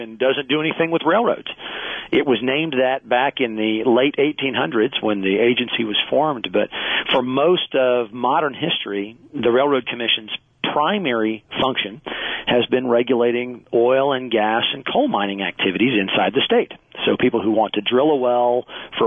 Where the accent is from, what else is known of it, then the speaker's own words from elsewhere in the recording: Dallas, Texas, United States; I grew up in Texas. In fact, grew up in the Dallas area.